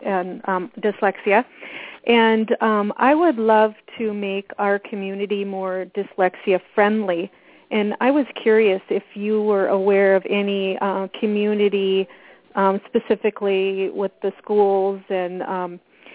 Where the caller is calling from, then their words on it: Minnesota, United States; I'm calling from Minnesota.